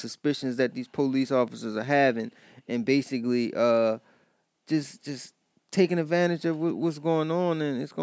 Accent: Baltimore, Maryland, United States; I'm from Baltimore

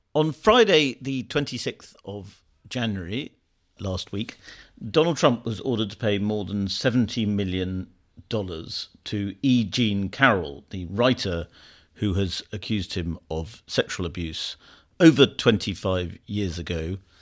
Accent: United Kingdom

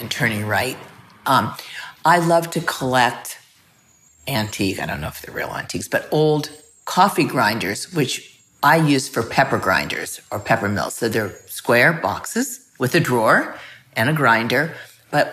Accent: Los Angeles, California, United States; I'm from Los Angeles

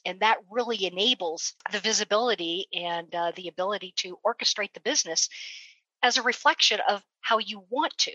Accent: West Coast, United States; moved away; I'm actually originally from the West Coast

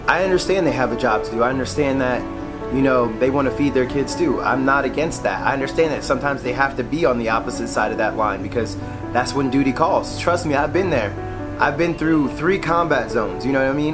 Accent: Philadelphia, Pennsylvania, United States; my hometown of Philadelphia

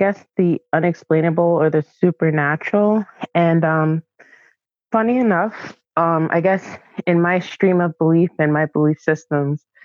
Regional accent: New York City, New York, United States; moved away as an adult; now in London, United Kingdom; I'm from Brooklyn

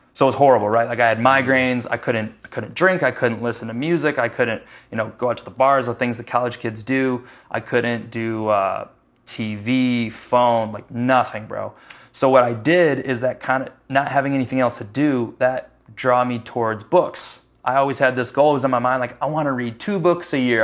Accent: Chicago, Illinois, United States; moved away as an adult; now in Charlotte, United States; I'm from Chicago

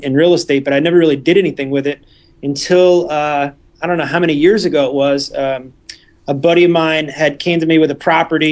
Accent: New Jersey, United States; moved away as an adult; also born or lived in Florida; I was born and raised in New Jersey

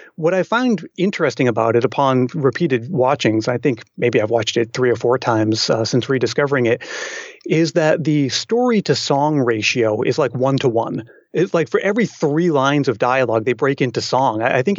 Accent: Massachusetts, United States; when I was growing up in Massachusetts.

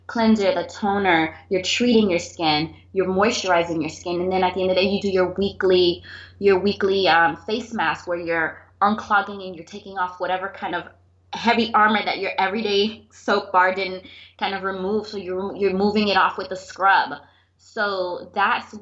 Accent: Miami, Florida, United States; I was born and raised here in Miami, South Florida

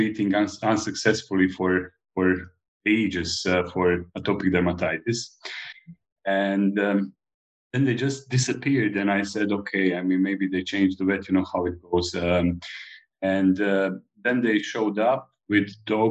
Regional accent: Split-Dalmatia County, Croatia; moved away as an adult; also born or lived in Belgrade, Serbia; now in Malta; I come originally from Dalmatia, which is a province of Croatia in ex-Yugoslavia.

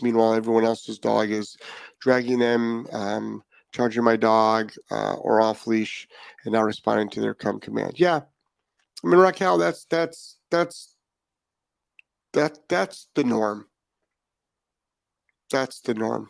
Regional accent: Lyndhurst, Ohio, United States; I'm from Lyndhurst, Ohio.

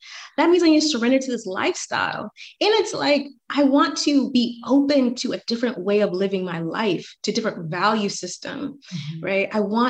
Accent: Atlanta, Georgia, United States; I'm from Atlanta. The societal timeline for Atlanta for women is like, you can still get married out of high school.

